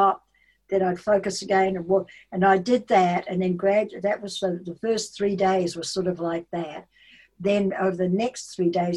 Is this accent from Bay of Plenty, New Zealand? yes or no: no; Taranaki, New Zealand; accent: Kiwi; moved away as an adult; now in Washington State, United States; I grew up on a farm, a large farm, and sheep, cattle and dairy